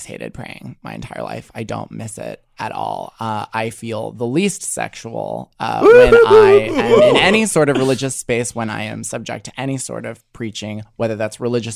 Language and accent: English; Midwest, United States; moved away as an adult; also born or lived in East Coast; I grew up in Midwestern black church, which is very different from East Coast black church